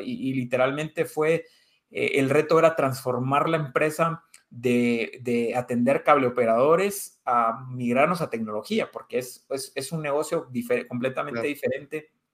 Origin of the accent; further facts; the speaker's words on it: Guatemala; also born or lived in Spain; como guatemaltecos